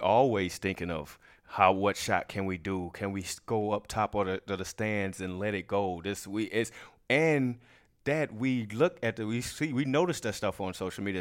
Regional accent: Chicago, Illinois, United States; I'm from Chicago, Illinois.

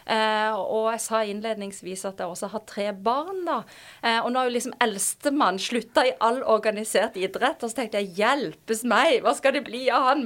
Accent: Kristiansand, Agder, Norway; moved away as an adult; also born or lived in Oslo; Før jeg da endte opp hjemme i Kristiansand.

